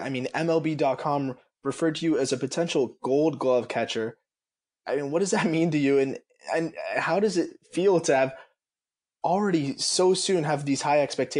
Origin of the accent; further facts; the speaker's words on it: South Florida, United States; I grew up in South Florida.